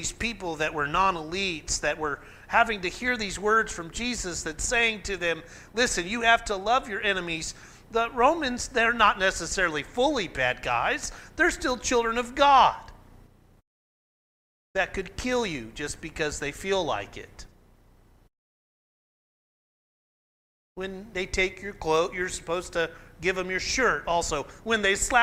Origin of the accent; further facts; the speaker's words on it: McAlester, Oklahoma, United States; where I grew up in McAllister